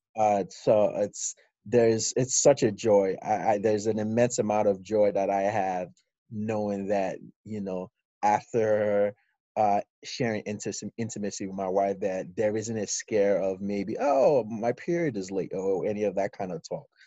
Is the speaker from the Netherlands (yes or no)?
no; Ikeja, Lagos, Nigeria; moved away as an adult; also born or lived in Houston, Texas, United States; now in United States; I moved to Nigeria with my mom and uh, I lived in Ikeja, number eight of Street, uh, uh, Ikeja. And so I, I, did primary school and secondary school in Nigeria